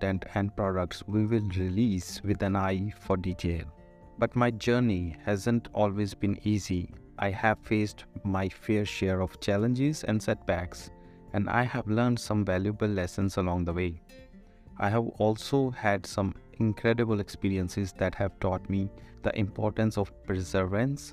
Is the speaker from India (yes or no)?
yes; Ludhiana, Punjab, India; As a child growing up in Ludhiana, Punjab, India